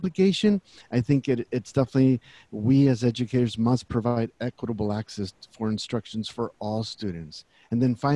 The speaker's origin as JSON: {"language": "English", "area": "Central Valley", "region": "California", "country": "United States", "tie": "born or raised there", "also_born_or_lived": "Texas", "said": "Born in Texas, but raised here in California all of my life. Grew up here in the Central Valley"}